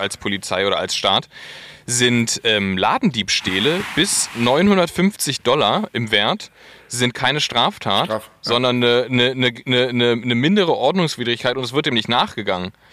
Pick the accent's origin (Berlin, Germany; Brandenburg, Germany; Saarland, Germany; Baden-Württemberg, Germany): Berlin, Germany; als Berliner